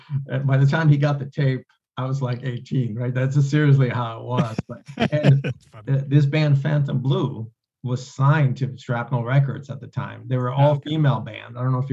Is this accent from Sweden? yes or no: yes; Sweden; now in United States; I came over from Sweden